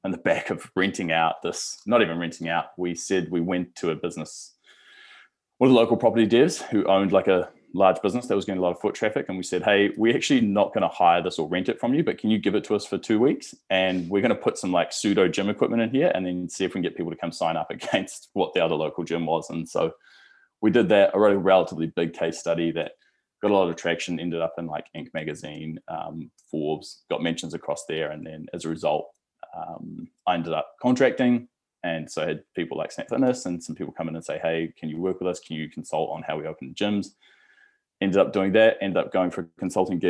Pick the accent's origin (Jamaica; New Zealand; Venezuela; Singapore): New Zealand; Clyde, Otago; also born or lived in Southport, Gold Coast, Queensland, Australia; moved over to a place called Clyde when I was 10 years old, which is in central Otago, so a very, very small town, I think maybe now like population of 1,200. Grew up there